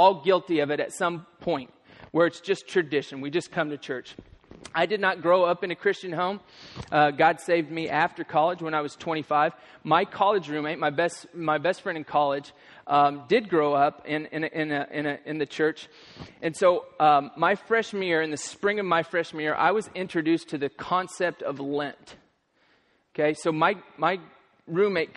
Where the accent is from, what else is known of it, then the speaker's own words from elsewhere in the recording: Kansas, United States; moved away; I'm from Kansas